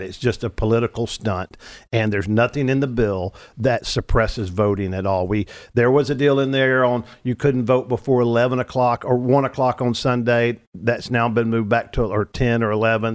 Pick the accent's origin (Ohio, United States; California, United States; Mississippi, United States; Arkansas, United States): Arkansas, United States; moved away as an adult; also born or lived in Louisiana; now in Texas, United States; I was born in Louisiana, raised in Arkansas, got to Texas as fast as I could spell it at age twenty-five